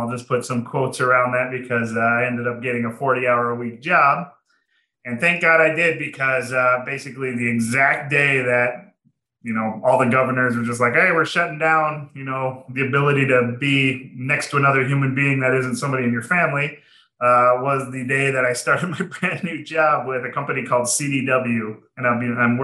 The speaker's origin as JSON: {"language": "English", "region": "Minnesota", "country": "United States", "moved": "yes", "lives_now": "Arizona, United States", "said": "I am from Minnesota."}